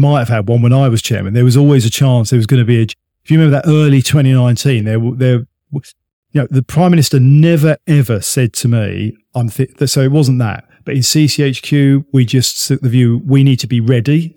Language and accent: English; United Kingdom; we're British